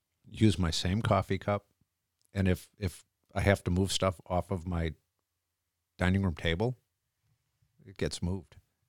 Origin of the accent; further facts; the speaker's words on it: Groton, Connecticut, United States; born there; also born or lived in Norfolk, United States / Kings Bay, United States / Manitowoc, United States; now in Wisconsin, United States; I was born in Groton, Connecticut, on the naval base, the submarine base. So that's my origin.